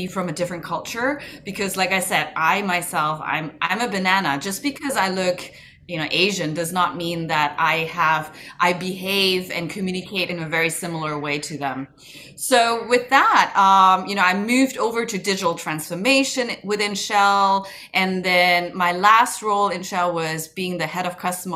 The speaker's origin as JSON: {"language": "English", "country": "Germany", "tie": "born or raised there", "also_born_or_lived": "Kuala Lumpur, Malaysia / United States", "said": "I grew up in Germany most of my life"}